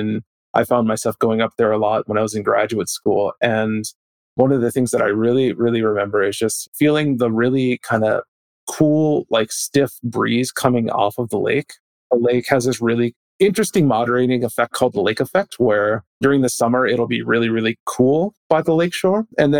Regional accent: Minneapolis, Minnesota, United States; moved away as an adult; now in Columbus, Ohio, United States; growing up in Minneapolis

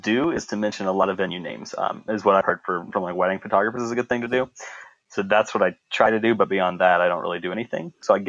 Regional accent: Southwest Kansas, United States; I'm from Kansas, Southwest Kansas.

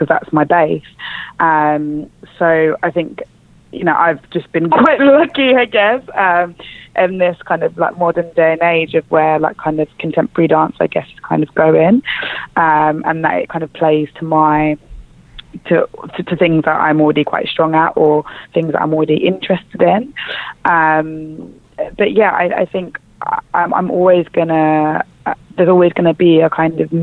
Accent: London, United Kingdom; I was born and raised in East London. I come from a place called Forest Gate, which is right next to Stratford

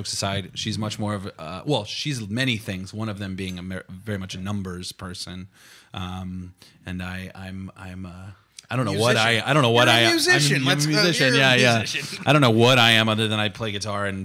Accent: Kansas, United States; moved away as an adult; also born or lived in New York City; now in Sonoma, United States; I grew up in Kansas, graduated from the University of Kansas

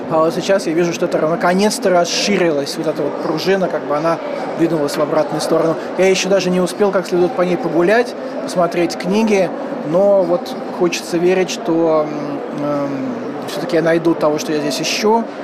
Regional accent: Saint Petersburg, Russia; хотя я как питерский человек, конечно же, должен э, так несколько демонстрировать интеллигентское недовольство э, бывшей столицы.

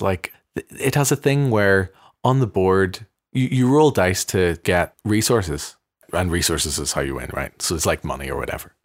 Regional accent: Belfast, Northern Ireland, United Kingdom; moved away; me growing up in the Armour Road, it feels to me a very progressive place in Belfast

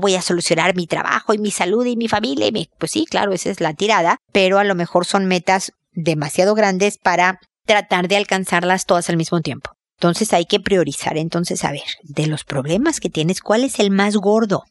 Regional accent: Mexico; now in Chile; acá en Chile, donde yo estoy viviendo, soy mexicana, pero vivo en Chile

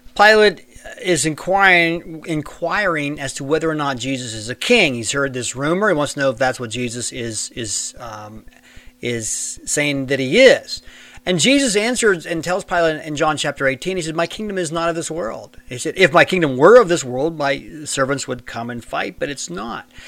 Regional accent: United States; Now, I live in the United States and I was born in the United States, so that's make me a citizen of the United States of America

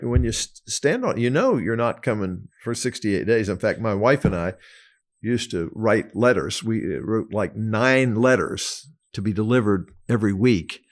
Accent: Arlington, Virginia, United States; also born or lived in Atlanta, Georgia; now in Long Island, United States; I grew up in a lower middle class family in Arlington, Virginia

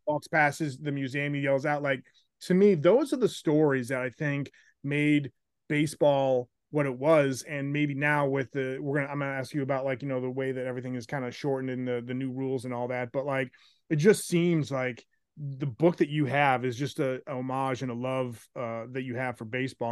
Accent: Chicago, Illinois, United States; also born or lived in Naperville, Illinois; I was growing up in Chicago at the time

